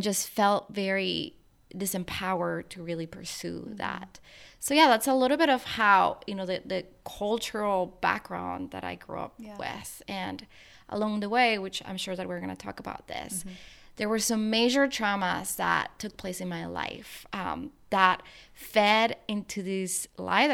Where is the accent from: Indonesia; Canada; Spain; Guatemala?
Guatemala; moved away as an adult; now in United States; I was born and raised in Guatemala. I lived there my whole life